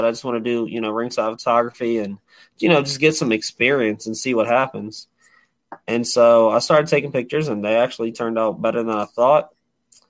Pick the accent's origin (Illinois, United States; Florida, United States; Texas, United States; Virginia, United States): Virginia, United States; Prince George; my hometown of Prince George